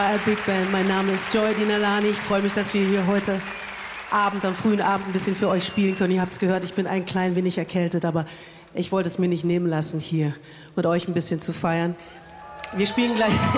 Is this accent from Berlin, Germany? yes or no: yes; Berlin, Germany; Ich bin ja aus Berlin